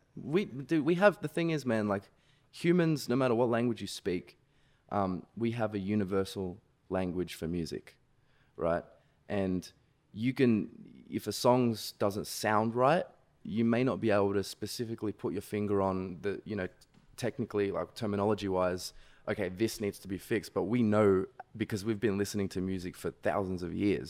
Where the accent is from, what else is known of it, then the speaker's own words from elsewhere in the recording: Sydney, New South Wales, Australia; I'm from Sydney, Australia